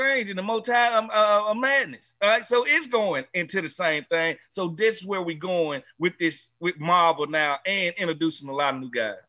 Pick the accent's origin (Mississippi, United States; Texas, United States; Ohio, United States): Mississippi, United States; I'm from Mississippi.